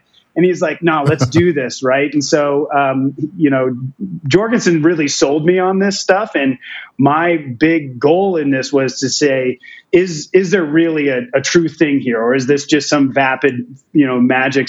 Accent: Portland, Oregon, United States; moved away; I'm originally from Portland, Oregon

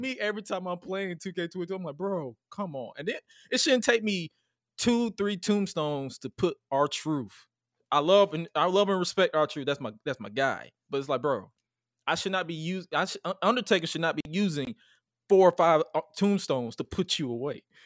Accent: Atlanta, Georgia, United States; I'm from, I'm from Atlanta, G

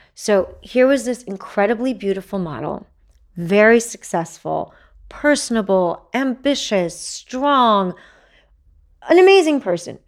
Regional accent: Texas, United States; I'm a Texan.

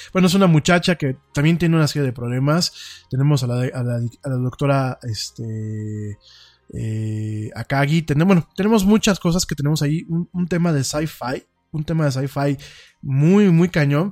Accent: Mexico; nosotros como mexicanos

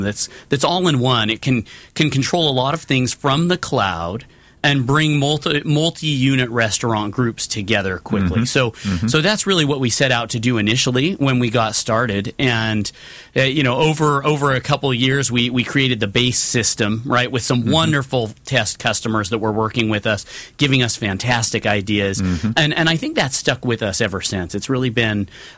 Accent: Northern California, United States; moved away as an adult; now in Orange County, United States; I grew up in Northern California in a smaller farming town

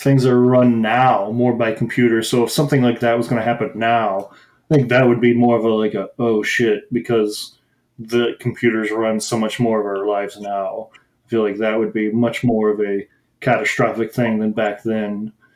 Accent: Midwest, United States; I grew up in the Midwest and like in like suburbs

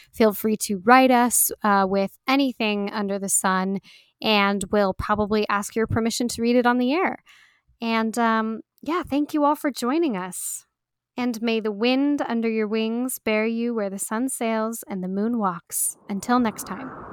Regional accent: United States; we Americans, we're not so obsessed with soccer

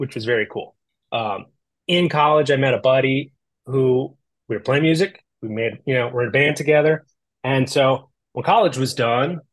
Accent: outside of Philadelphia, Pennsylvania, United States; born or raised there; also born or lived in Los Angeles; now in Midwest, United States

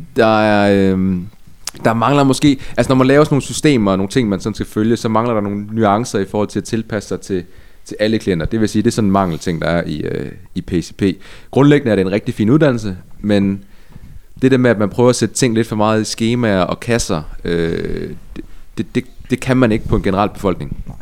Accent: Ebeltoft, Central Denmark Region, Denmark; Øer ligger tæt på skønne Æbelsoft, hvor jeg er vokset op

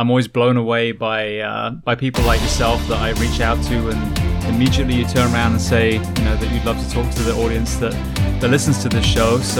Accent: Bath, South West England, United Kingdom; moved away; So that is very close to where I grew up in Bath.

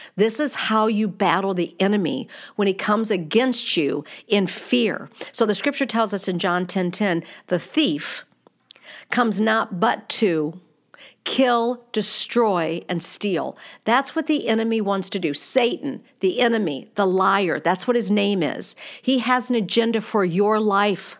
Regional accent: United States

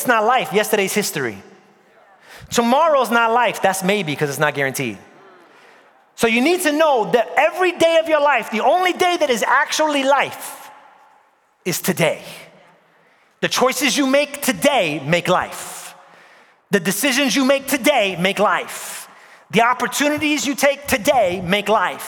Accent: New York, United States; moved away; Born and raised in New York

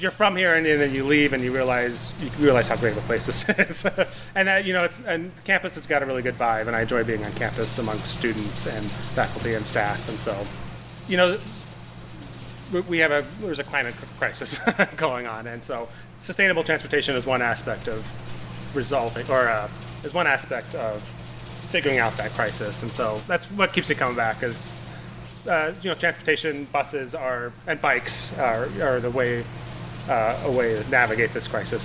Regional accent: Missoula, Montana, United States; also born or lived in Bitterroot; I was born in Missoula, Montana

